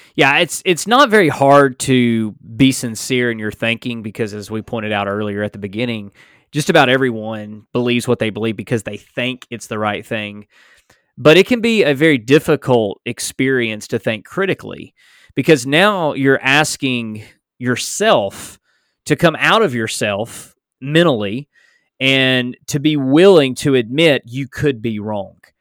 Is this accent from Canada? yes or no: no; United States; I was born in America